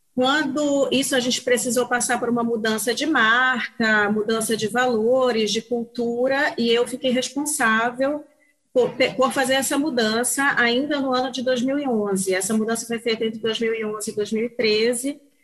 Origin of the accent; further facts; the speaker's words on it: Belém, Pará, Brazil; moved away as an adult; also born or lived in Norway / Canada; eu, sou de Belém do Pará, me formei em jornalismo aqui em Belém do Pará